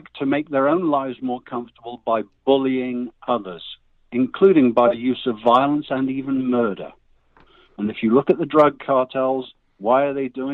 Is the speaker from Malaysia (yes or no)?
no; United Kingdom; now in United States